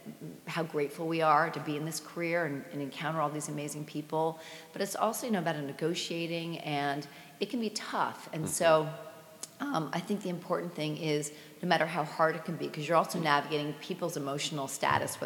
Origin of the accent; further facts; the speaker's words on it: Basking Ridge, New Jersey, United States; I grew up in Basking Ridge, New Jersey